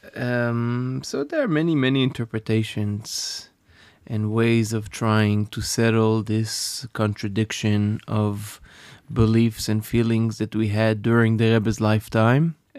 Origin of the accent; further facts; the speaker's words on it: Safed, Northern District, Israel; I grew up in Sfat